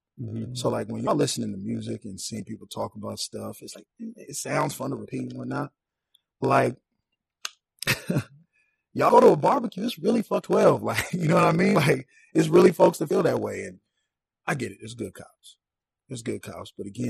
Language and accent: English; Saint Paul, Minnesota, United States; I'm from St. Paul.